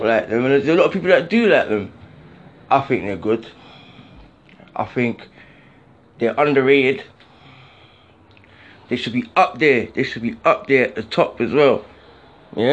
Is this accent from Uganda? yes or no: no; London, United Kingdom; I'm from the South